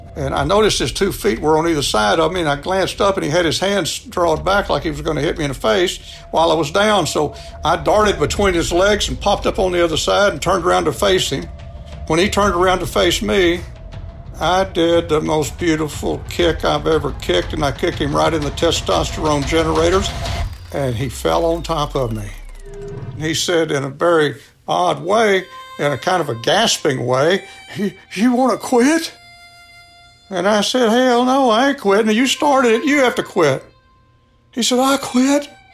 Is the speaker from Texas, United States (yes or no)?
yes; Texas, United States; I'm from Texas too